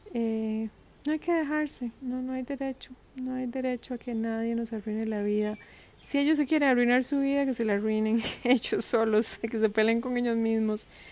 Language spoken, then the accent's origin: Spanish; Costa Rica; moved away; Costa Rica, que es un país donde yo nací